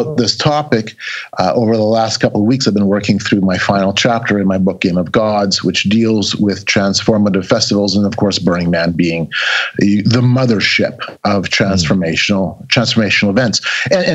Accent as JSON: {"language": "English", "country": "Canada", "said": "I'm a Canadian"}